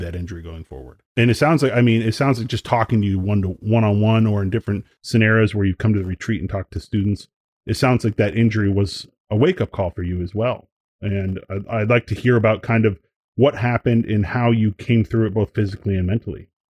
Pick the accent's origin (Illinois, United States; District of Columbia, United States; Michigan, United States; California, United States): Michigan, United States; outside of Detroit; born or raised there